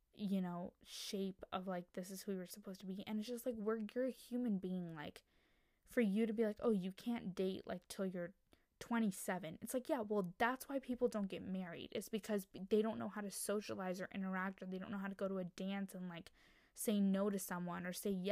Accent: United States; female Indian American standpoint

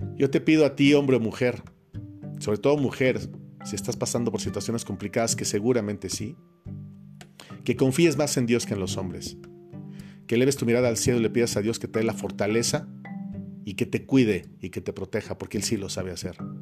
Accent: Mexico; en mi país, en México

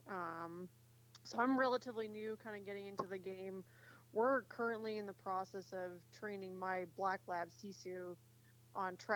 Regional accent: Midwest, United States; moved away as an adult; now in Bailey, Colorado, United States; Um, I've I've been out here since 2014. Okay. My husband and I moved out here. We're both from the Midwest

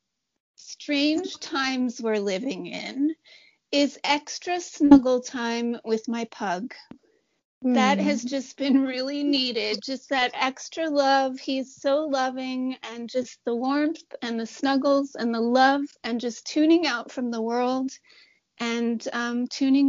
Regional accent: New York City, New York, United States; I grew up in New York City.

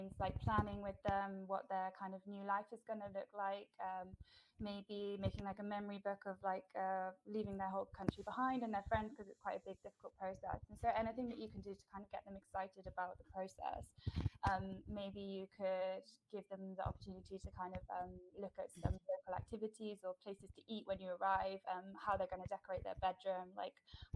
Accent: United Kingdom; moved away as an adult; now in Netherlands; I moved to the Netherlands in 2018 from the UK originally

